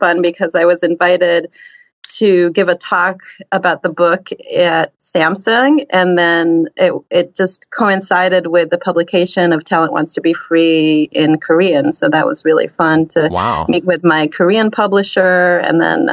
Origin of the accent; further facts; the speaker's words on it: Israel; I'm from Israel